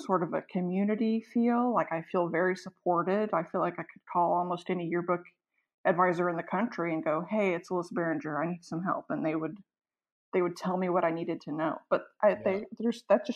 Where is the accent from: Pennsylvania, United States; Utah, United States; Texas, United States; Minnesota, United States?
Texas, United States; McKinney; also born or lived in Austin, Texas; my hometown. So I came straight home to McKinney High School.